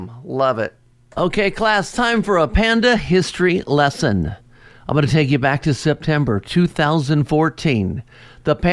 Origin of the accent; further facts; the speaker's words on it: Cincinnati, Ohio, United States; my hometown of Cincinnati